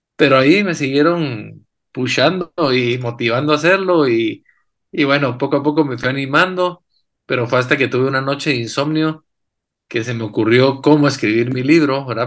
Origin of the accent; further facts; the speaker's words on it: Guatemala; guatemalteco. Nací y crecí aquí en Guate.